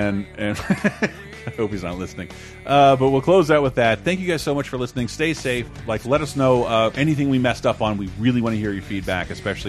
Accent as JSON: {"language": "English", "town": "Tallahassee", "region": "Florida", "country": "United States", "tie": "born or raised there", "said": "This band is the worst, and they're from my hometown."}